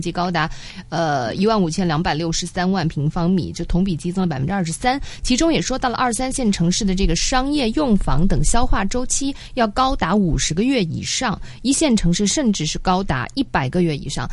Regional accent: Wuxi, Jiangsu, China; 我来自无锡嘛

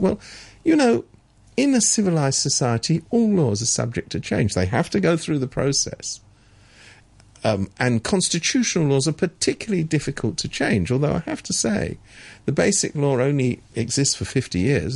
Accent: England, United Kingdom; I'm I'm from England

